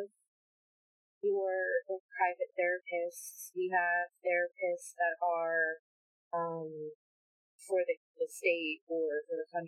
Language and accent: English; United States; I am from America